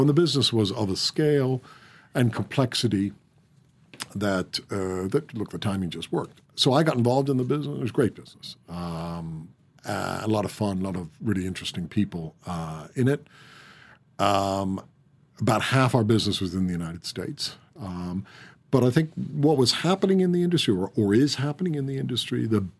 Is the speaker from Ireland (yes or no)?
yes; Ireland; Do I see myself as Irish? Yeah, I do. But I think I have to persuade people that I'm Irish because they listen to my accent and say, oh, really?